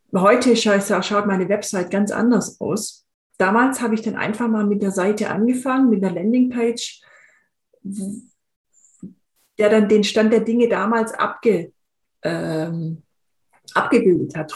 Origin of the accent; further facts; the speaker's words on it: Swabia, Germany; ich bin in, in einem im Schwäbischen aufgewachsen